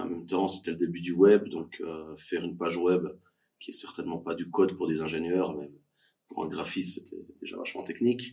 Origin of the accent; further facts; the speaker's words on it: Fribourg, Switzerland; je suis fribourgeois